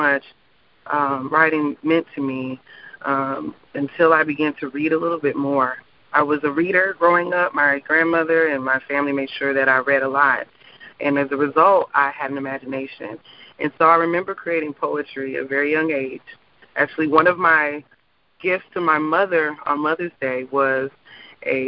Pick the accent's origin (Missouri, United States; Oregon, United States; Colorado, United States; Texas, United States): Missouri, United States; St. Louis; moved away as an adult; also born or lived in Alabama; now in Orlando, United States; I'm from St. Louis, Missouri, and most of my family is there